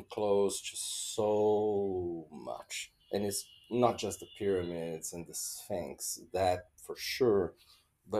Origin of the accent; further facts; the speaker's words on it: Brazil; my home country, Brazil